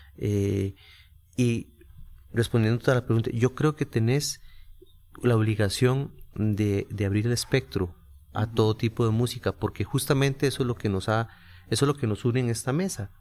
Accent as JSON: {"language": "Spanish", "region": "San José", "country": "Costa Rica", "tie": "born or raised there", "said": "por ser costarricense y haber nacido en, San José y creado criado en el barrio Carmen de la Juela"}